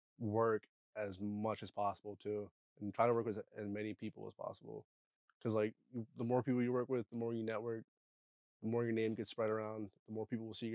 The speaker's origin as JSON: {"language": "English", "area": "Eders", "region": "Pennsylvania", "country": "United States", "lives_now": "Harrisburg, United States", "said": "I'm from Eders, Pennsylvania."}